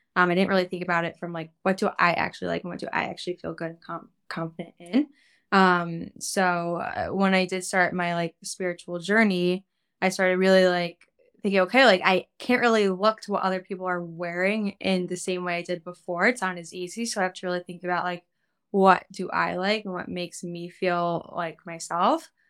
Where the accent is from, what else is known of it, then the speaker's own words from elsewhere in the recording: Cleveland, Ohio, United States; now in New York, United States; I grew up in Cleveland, Ohio